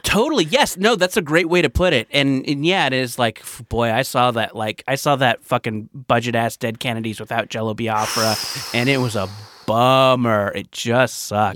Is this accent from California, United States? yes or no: yes; Orange County, California, United States; I grew up in Orange County in the nineties